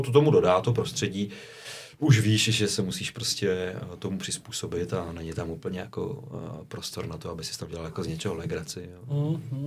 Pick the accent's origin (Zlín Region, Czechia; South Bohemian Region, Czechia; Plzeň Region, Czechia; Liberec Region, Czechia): South Bohemian Region, Czechia; Borovany; pocházím z Borovan, tak vím, že jsem tam moderoval spoustu akcí, měl jsem svůj kapelu